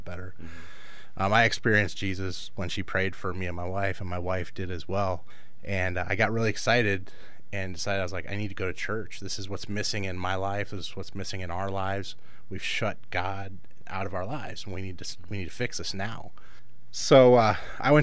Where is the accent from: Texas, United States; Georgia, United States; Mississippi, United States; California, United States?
California, United States; Los Angeles; moved away as an adult; now in Chicago, United States; I grew up in Los Angeles in a pretty rough area